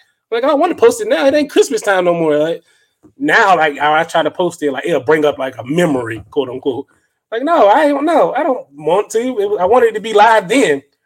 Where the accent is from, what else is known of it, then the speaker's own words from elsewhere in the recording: Northern Virginia, United States; moved away as an adult; now in Texas, United States; I'm from the 75. I'm from North of Virginia.